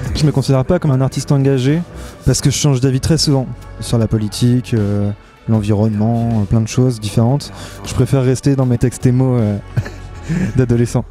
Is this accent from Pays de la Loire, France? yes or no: yes; La Roche-sur-Yon, Pays de la Loire, France; j'ai grandi à La Roche-sur-Yon